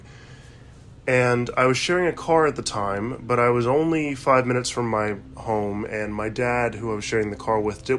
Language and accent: English; United States; As you can tell, I'm an American.